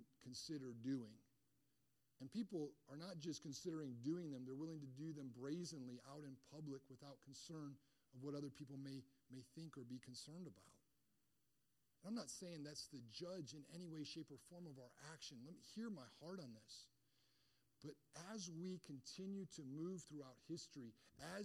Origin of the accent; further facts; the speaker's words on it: Michigan, United States; I grew up in Michigan